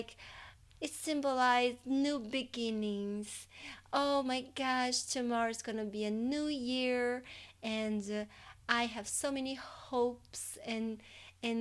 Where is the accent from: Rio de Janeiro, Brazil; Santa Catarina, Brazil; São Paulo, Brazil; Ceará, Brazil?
Ceará, Brazil; Fortaleza; moved away; I was born in Fortaleza, in the state of Ceará. That's in the northeast side of Brazil.